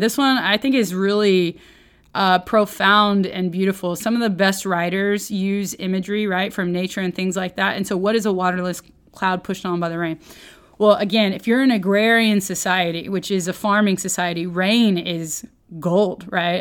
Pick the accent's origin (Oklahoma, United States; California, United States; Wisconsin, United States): Oklahoma, United States; I grew up in Oklahoma, but I'm not, I really was more of a city folk.